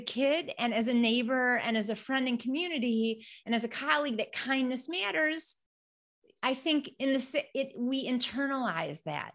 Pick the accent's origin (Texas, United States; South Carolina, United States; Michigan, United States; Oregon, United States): Michigan, United States; Flint; I'm from Flint, Michigan, and you know, I grew up in a place that was very kind